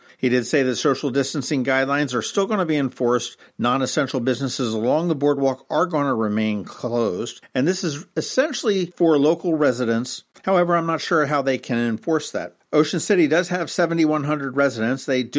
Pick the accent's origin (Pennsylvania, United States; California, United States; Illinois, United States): Pennsylvania, United States; Philadelphia; now in Annapolis, United States; we're both from Philadelphia. We're both about the same age